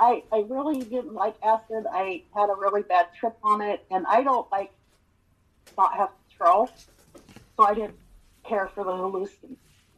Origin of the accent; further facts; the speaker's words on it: Montana, United States; I was born and raised in Montana.